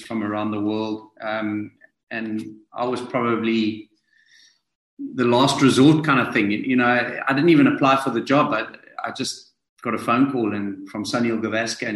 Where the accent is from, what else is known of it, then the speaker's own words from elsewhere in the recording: South Africa; me to come in as a South African